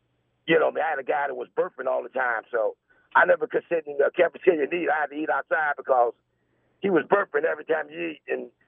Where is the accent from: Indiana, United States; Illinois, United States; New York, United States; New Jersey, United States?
Indiana, United States; Indianapolis; Yes, I grew up on the Golden Ghetto out in 63rd. I moved out there in 58, And I was going to Grandview, and they had to integrate the schools back in 60, 61. So I had to be integrated to Cookie Creek.